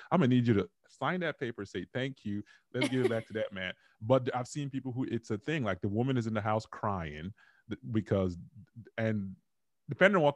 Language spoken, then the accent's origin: English; Dallas, Texas, United States; I'm like, look, I grew up in Dallas, Texas, ma'am